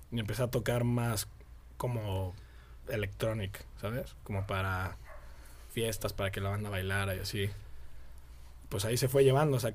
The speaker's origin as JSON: {"language": "Spanish", "region": "Mexico City", "country": "Mexico", "tie": "born or raised there", "moved": "yes", "lives_now": "Querétaro, Mexico", "said": "Del DF. Del DF. Nací en el DF, pero llevo aquí como, no sé."}